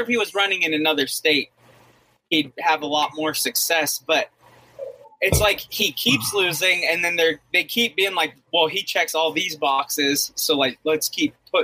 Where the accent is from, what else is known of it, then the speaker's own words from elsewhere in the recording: Oregon, United States; moved away as an adult; I'm from Oregon